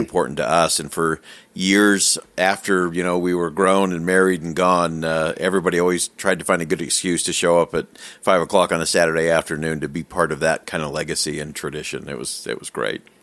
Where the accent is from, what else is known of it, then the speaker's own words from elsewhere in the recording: Salt Lake City, Utah, United States; I actually just grew up in, uh, Salt Lake in the Holiday Cottonwood area there